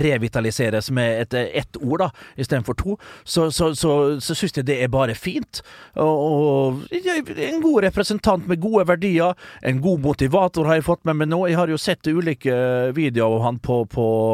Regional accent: Vestnes, Møre og Romsdal, Norway; hjemme på Vestnes

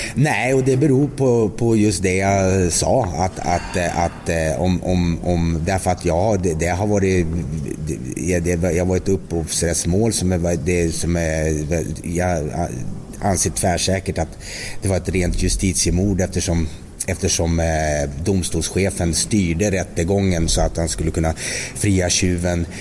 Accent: Västerbotten County, Sweden; moved away; also born or lived in Småland; jag kom ju där uppe från Västerbotten

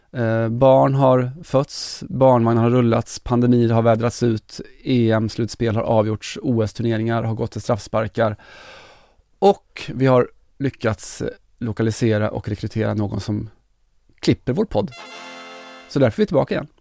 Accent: Kinna, Västra Götaland, Sweden; jag är från Kina

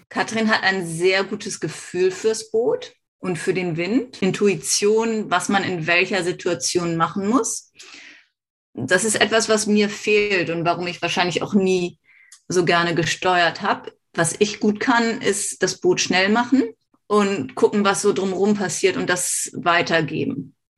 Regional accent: Hamburg, Germany; moved away as an adult; now in Australia; Ich bin auf der Alster in Hamburg ähm, groß geworden und habe da segeln gelernt

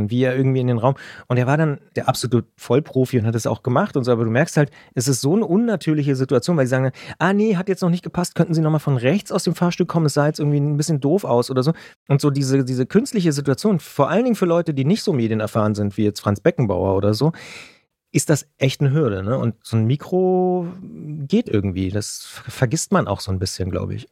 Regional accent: Potsdam, Brandenburg, Germany; ich bin auch in Potsdam geboren

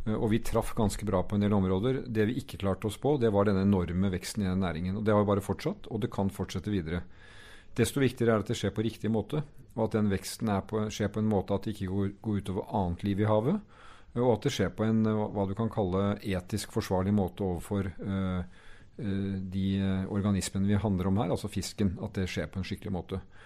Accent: Norway; hvem vi er som nordmenn

